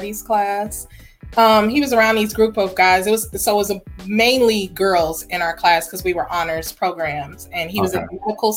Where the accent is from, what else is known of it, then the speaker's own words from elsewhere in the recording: Chicago, Illinois, United States; moved away as an adult; now in Dallas, United States; born and raised in Chicago.